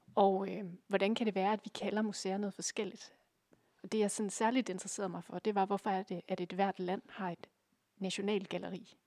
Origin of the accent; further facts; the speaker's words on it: Aalborg, North Denmark Region, Denmark; jeg kommer fra Aalborg, øh, nærmere bestemt en, en lille bydel, der hedder Gu